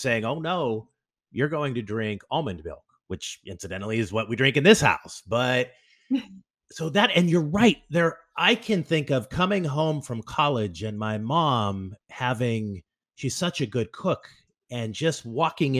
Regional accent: United States; as an American

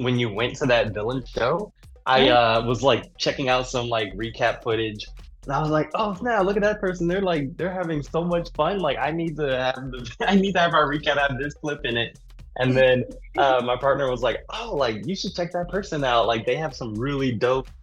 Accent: DMV, PG County, Maryland, United States; moved away; also born or lived in Greensboro, North Carolina; most of my upbringing I would say would be, the DMV.

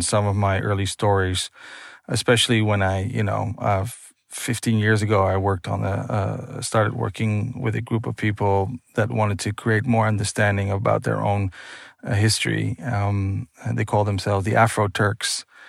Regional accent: Netherlands; born and raised in Holland

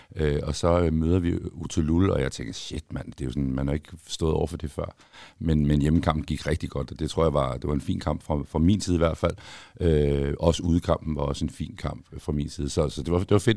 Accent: Copenhagen, Capital Region of Denmark, Denmark; har jeg født og opvokset i København

